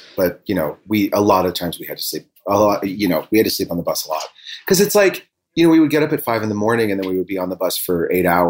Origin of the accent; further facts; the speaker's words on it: Elmhurst, Illinois, United States; also born or lived in Bloomington, Illinois; I grew up in a suburb of Chicago